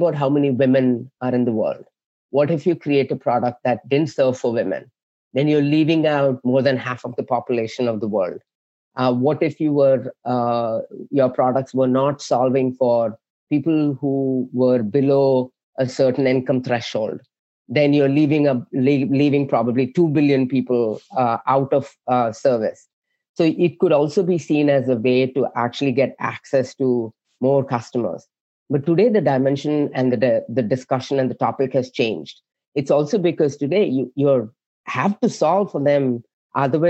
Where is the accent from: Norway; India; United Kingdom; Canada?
India; South India; now in San Jose, United States; I was born and raised in India, like southern part of India.